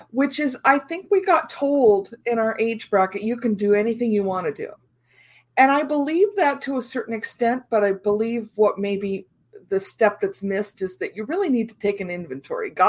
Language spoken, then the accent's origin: English; Iowa, United States; I was uh, very much rural area, right next to my grandfather's farm. Uh, had a had a creek and sort of a, a mini forest on the other side. So rural rural Iowa was was home.